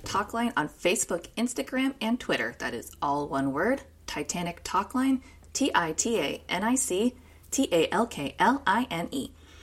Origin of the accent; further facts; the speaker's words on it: United States; I'm from the States